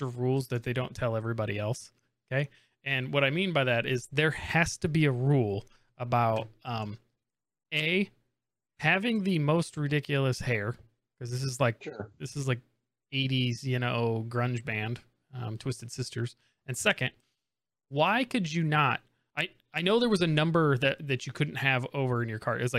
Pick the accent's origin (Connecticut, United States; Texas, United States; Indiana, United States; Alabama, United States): Indiana, United States; growing up in Indiana for elementary school